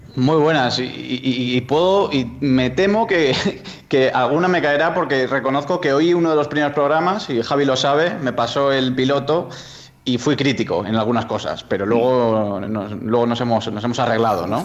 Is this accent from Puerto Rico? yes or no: no; Soria, Castile and León, Spain; yo que soy de Soria